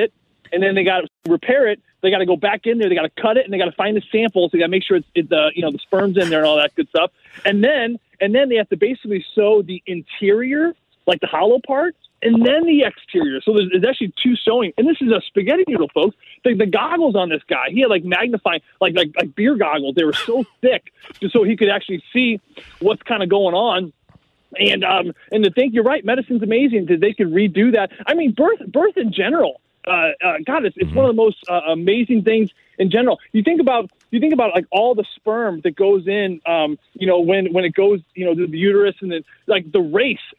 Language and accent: English; St. Louis, Missouri, United States; St. Louis